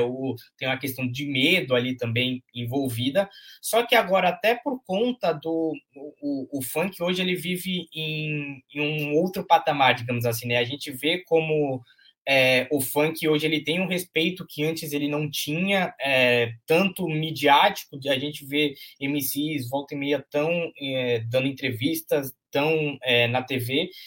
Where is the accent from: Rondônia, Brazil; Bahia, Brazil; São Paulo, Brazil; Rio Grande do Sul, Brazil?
São Paulo, Brazil; Santos; Eu sou nascido e criado em, em Santos, né, no bairro Castelo, lá na, na zona noroeste